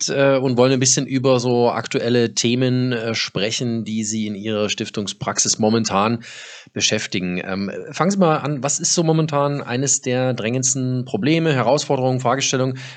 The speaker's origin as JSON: {"language": "German", "town": "Dortmund", "region": "North Rhine-Westphalia", "country": "Germany", "tie": "born there", "said": "Und als gebürtige Dortmunderin darf ich Ihnen zurufen, ich selber habe bis vor kurzem in Dortmund gewohnt."}